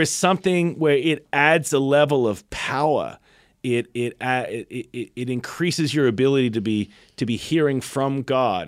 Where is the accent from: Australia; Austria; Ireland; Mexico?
Australia; born or raised there; now in United States